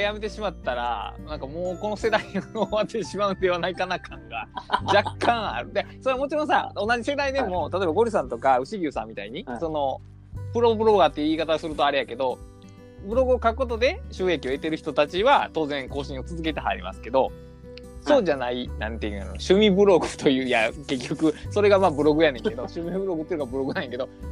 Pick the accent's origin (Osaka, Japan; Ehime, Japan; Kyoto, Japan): Kyoto, Japan; accent: thick Kansai; コテコテの関西弁が、まあ、一応京都府で、京都府民ですけど